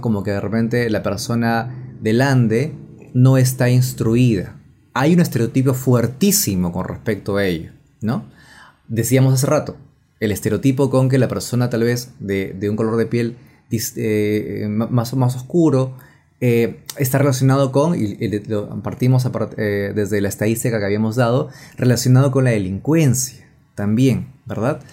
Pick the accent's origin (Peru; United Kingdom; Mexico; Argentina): Peru; yo que no soy nada limeño, soy de provincia